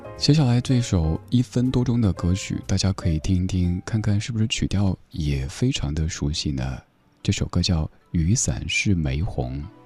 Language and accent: Chinese; Sichuan, China; now in Beijing, China; 在我的家乡四川那边儿把秋裤称作“存秋裤”